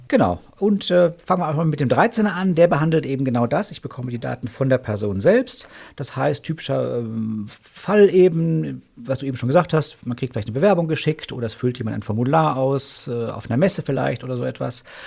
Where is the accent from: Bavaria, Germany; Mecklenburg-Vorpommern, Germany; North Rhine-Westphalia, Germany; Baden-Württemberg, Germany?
North Rhine-Westphalia, Germany; Paderborn; hier direkt in meiner Heimatstadt